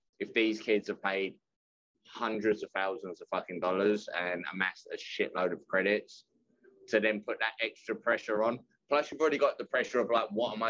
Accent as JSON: {"language": "English", "region": "England", "country": "United Kingdom", "also_born_or_lived": "Bethany, West Virginia / London", "moved": "yes", "said": "I'm from England"}